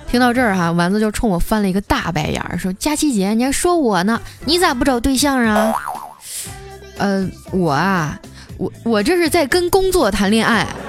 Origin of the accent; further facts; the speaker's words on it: northern China, China; now in Shanghai, China; 我是北方人